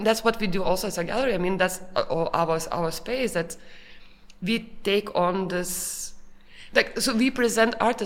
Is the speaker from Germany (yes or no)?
no; Lithuania; now in Vienna, Austria; we came from Lithuania, all three of us from Lithuania